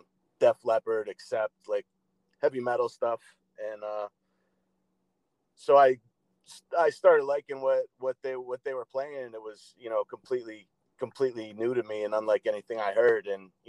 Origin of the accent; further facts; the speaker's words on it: Roswell, Georgia, United States; also born or lived in Norwalk, Connecticut; I was born in Norwalk, Connecticut, and I lived there for a few years. My dad worked for IBM, so we moved around a little bit. I spent most of my preteen years living in Roswell, Georgia, which is just outside Atlanta.